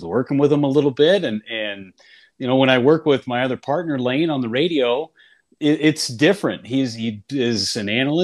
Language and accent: English; Northern California, United States; I grew up in Northern California